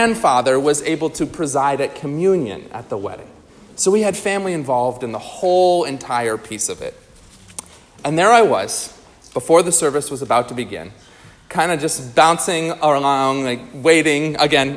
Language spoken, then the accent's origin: English; New York, United States; moved away; also born or lived in Minnesota; my wife is from Nebraska and I'm from New York